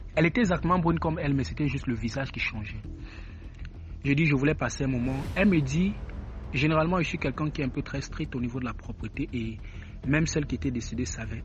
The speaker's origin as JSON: {"language": "French", "country": "Cameroon", "moved": "yes", "said": "je suis camerounais"}